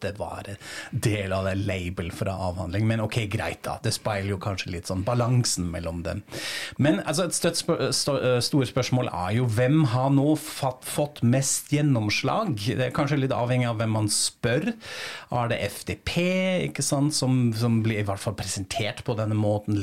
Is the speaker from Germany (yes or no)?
yes; Frankfurt, Hesse, Germany; moved away; i min hjemby Frankfurt